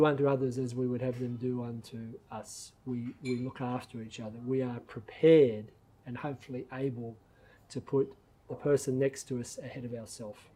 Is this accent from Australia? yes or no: yes; Australia; as an Australian